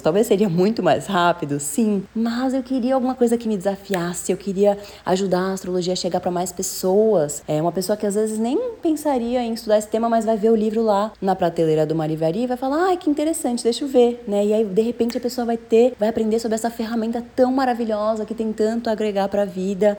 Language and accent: Portuguese; São Paulo, Brazil; Morei, nasci morei em São Paulo a vida toda